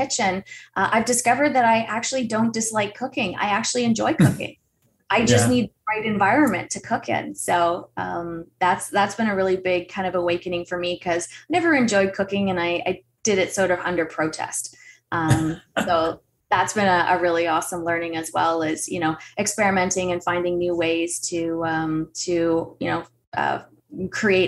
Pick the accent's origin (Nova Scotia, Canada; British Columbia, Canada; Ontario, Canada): Ontario, Canada; Toronto; moved away; also born or lived in Newmarket, Ontario; I grew up in Scarborough, but we have a place in Newmarket as well